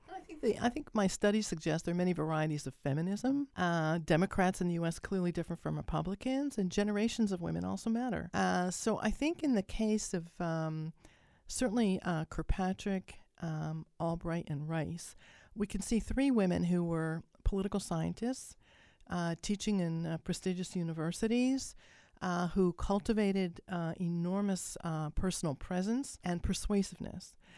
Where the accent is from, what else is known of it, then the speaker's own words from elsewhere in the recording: Canada; as a Canadian am I living north of the U S